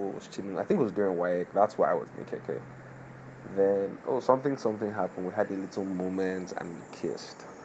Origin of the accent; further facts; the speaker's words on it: Lagos, Nigeria; I did secondary school in Lagos